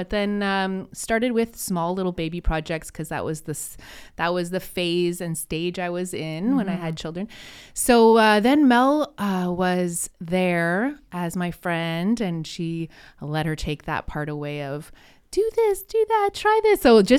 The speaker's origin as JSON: {"language": "English", "town": "Sudbury", "region": "Ontario", "country": "Canada", "lives_now": "Gatineau, Canada", "said": "So I guess I'm originally from Sudbury, Ontario. I'm a member of Nipissing First Nation. And when I moved here with my husband to start my family, I moved to Quebec, Gatineau, Quebec, and I didn't speak French very well."}